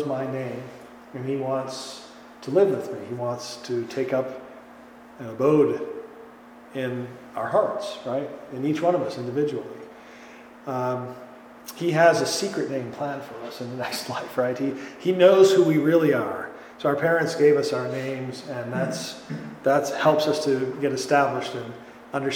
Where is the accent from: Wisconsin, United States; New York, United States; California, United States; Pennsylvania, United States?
Wisconsin, United States; Green Bay; now in Chicago, United States; I'm from Wisconsin originally, and Green Bay